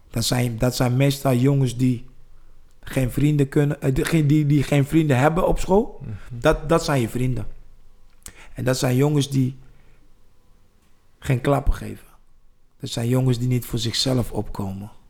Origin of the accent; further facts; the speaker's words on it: East Germany, Germany; Ik ben in Duitsland opgegroeid in DDR.